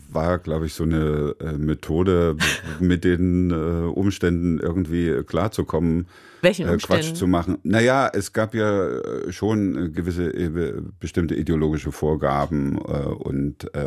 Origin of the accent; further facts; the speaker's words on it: Pirna, Saxony, Germany; aber bei uns in Pirna, es gab eine Werkstatt, äh, mein Vater, äh, das war die Malerwerkstatt von meinem Großvater, die ehemalige, dann Atelier.